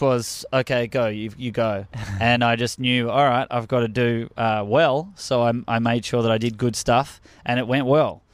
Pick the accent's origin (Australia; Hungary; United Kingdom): Australia; accent: Australian; moved away as an adult; now in United States; I'm from Australia